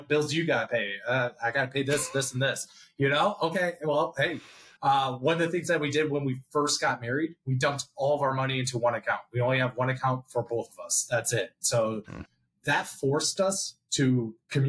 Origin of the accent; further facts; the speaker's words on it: Chicago, Illinois, United States; also born or lived in Scottsdale, Arizona; now in New Jersey, United States; I grew up in Chicago